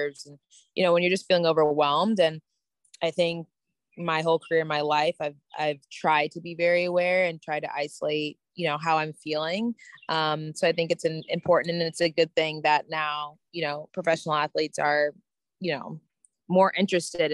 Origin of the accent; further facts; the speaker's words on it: United States; being an American playing at the US Open